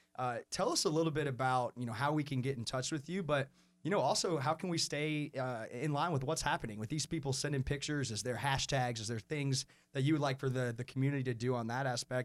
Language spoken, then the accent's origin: English; Atlanta, Georgia, United States; now in Charlotte, United States; I'm also a Georgia Southern grad, so that's awesome. But I grew up in Atlanta, and I saw Atlanta go from big to too big.